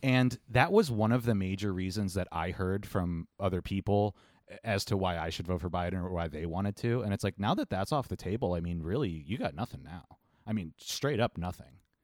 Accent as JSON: {"language": "English", "town": "Cleveland", "region": "Ohio", "country": "United States", "said": "we're from Cleveland"}